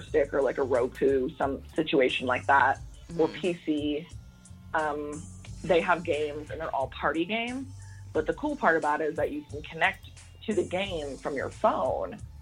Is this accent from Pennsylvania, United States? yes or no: no; Fort Worth, Texas, United States; That's right where I'm from, Fort yes. Worth